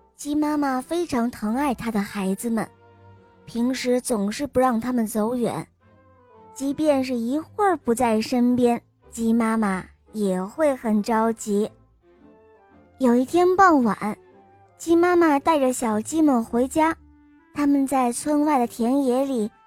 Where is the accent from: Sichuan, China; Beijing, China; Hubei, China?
Hubei, China; Wuhan; 我来自湖北武汉